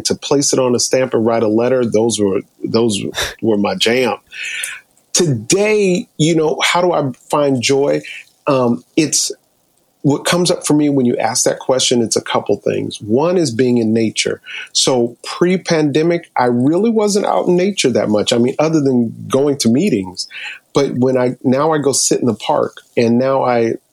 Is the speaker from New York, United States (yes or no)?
yes; New York, United States; I'm from New York.